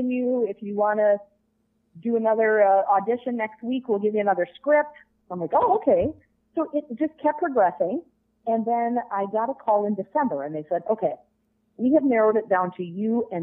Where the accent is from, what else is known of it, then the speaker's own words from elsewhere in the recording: Minnesota, United States; I grew up in Minnesota